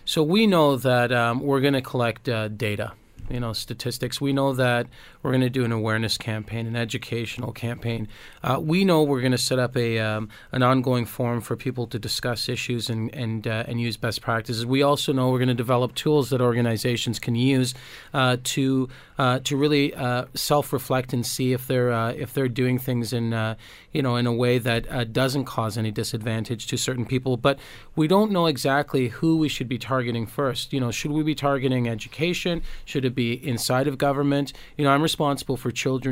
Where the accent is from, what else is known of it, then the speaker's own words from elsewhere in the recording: Toronto, Ontario, Canada; I grew up in Toronto